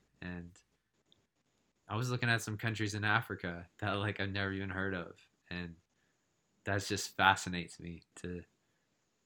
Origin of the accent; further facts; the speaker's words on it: Canada; moved away; as a Canadian